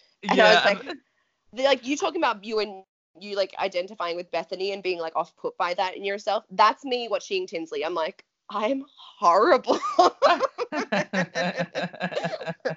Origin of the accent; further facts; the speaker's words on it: Australia; And we grew up in Australia